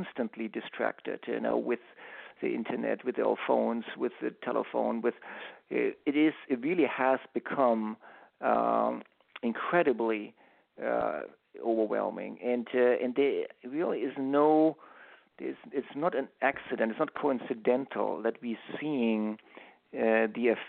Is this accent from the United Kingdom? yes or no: no; Germany; now in United States; I grew up in Europe, I grew up in Germany, and in Germany we held on to our Sundays